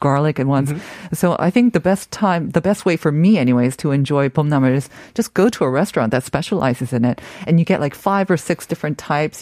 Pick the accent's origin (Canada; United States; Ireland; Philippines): Canada; when I was growing up in Canada